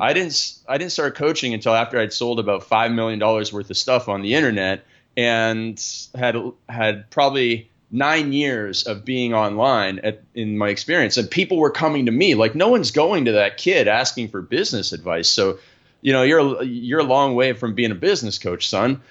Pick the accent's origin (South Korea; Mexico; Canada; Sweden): Canada; I grew up in Canada where we play a lot of ice hockey